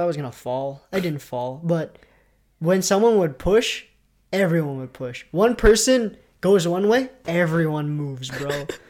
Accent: Canada; we're Canadian.

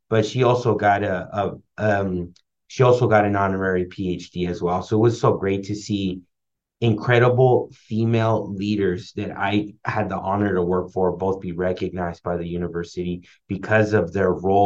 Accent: Oxnard, California, United States; first language Spanish; English is a second language; I grew up in La Colonia in Oxnard, lifelong resident there

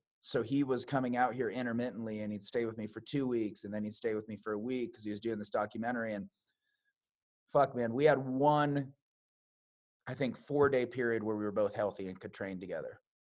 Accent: Billings, Montana, United States; born there; now in Red Lodge, United States; I was born in Billings, but I've been here in Montana 12 years now. I live in Red Lodge, so I'm down in the Beartooths.

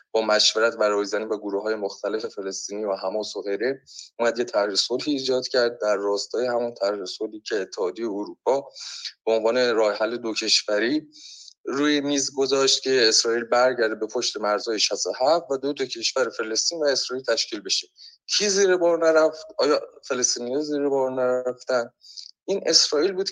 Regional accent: Iran; اگه از من به عنوان یک ایرانی سوال بشه که آقا نظرت در مورد این نزاع هفتاد ساله چیه پاسخ من به عنوان یک ایرانی اینه که این نزاع اصلا به ما هیچ ربطی نداره

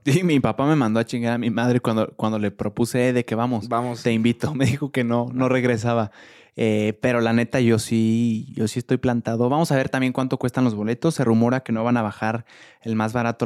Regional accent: Mexico City, Mexico; somos los primeros capitalinos

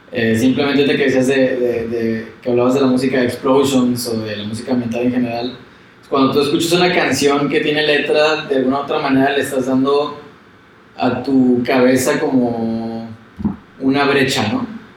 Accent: Mexico; como mexicano

